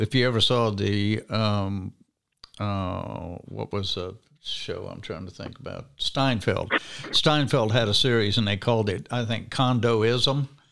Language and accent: English; Alabama, United States; we don't have a God problem in Alabama